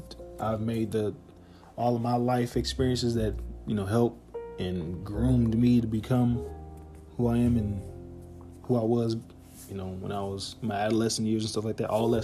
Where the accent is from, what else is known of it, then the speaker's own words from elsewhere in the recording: Harvey, Illinois, United States; And yeah, man, family was a big part of my life growing up. Like, growing up in Harvey, I was the baby